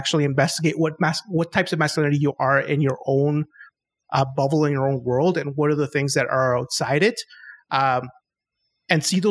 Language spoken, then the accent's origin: English; Chile; I'm from South America. I'm from Chile